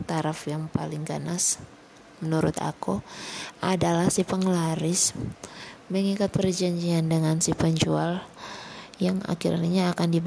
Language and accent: Indonesian; Kupang, East Nusa Tenggara, Indonesia; paling banyak di kota aku di kota Kupang tuh paling banyak